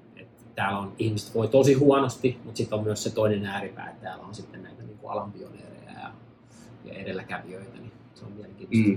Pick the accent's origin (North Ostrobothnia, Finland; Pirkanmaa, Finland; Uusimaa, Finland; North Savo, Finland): Pirkanmaa, Finland; near Tampere; moved away as an adult; also born or lived in New York; now in Los Angeles, United States; mä ää, synnyin ja kasvoin tuossa Pirkanmaalla ää, noin 30 minuutin päästä Tampereelta, semmoisessa pienessä maa, maatilassa